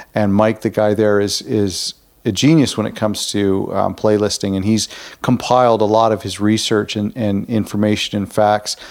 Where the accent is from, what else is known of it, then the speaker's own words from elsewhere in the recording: Toronto, Ontario, Canada; I'm from Ontario, Canada, Toronto area